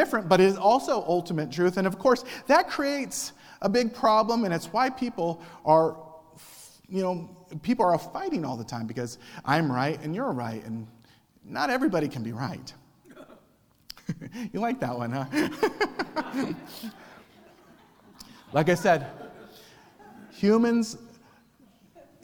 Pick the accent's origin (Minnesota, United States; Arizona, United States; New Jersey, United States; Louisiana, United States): Arizona, United States; Cochise County; when I was a teenager and growing up in Cochise County